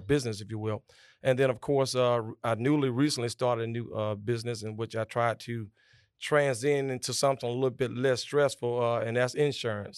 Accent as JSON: {"language": "English", "town": "Augusta", "region": "Georgia", "country": "United States", "tie": "born or raised there", "said": "I was born and raised here in Augusta, Georgia."}